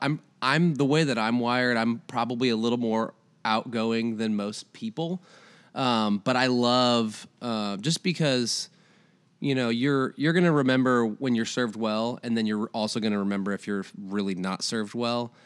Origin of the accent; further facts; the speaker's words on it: Iowa, United States; moved away as an adult; now in Tennessee, United States; I'm originally from Iowa, moved here about, uh, nine years ago